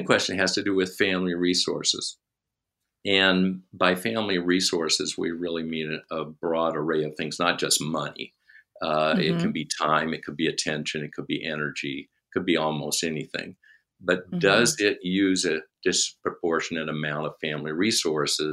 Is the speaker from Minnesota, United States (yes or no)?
yes; Minnesota, United States; We said, Minnesota.